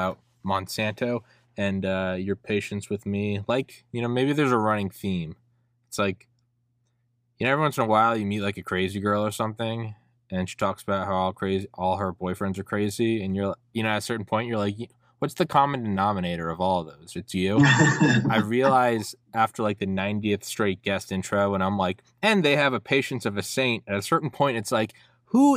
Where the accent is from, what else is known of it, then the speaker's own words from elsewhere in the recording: New England, United States; I remember growing up watching, I'm from New England, I always remember watching like Red Sox, Yankees games